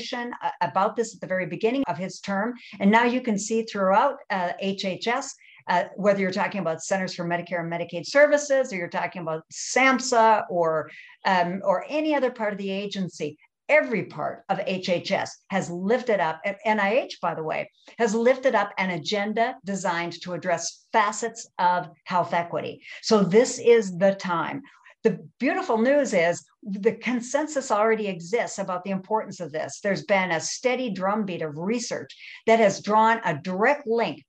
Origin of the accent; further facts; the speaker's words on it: rural North Dakota, United States; moved away; Coming out of rural North Dakota, I saw the difference that people would have in terms of access to healthcare from my small rural communities to urban areas